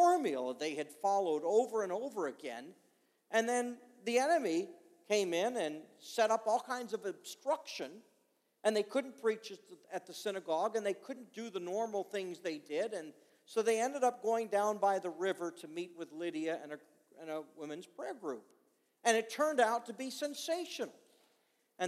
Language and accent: English; Montreal, Quebec, Canada; I was born in Montreal, Canada